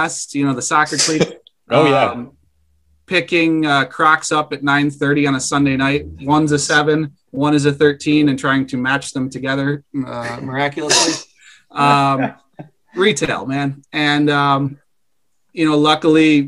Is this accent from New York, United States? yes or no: yes; Central New York, United States; I'm born and raised in Central New York